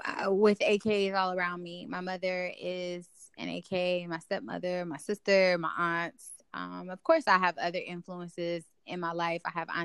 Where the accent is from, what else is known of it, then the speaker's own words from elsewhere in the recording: Detroit, Michigan, United States; now in Atlanta, United States; I'm from Detroit, Michigan.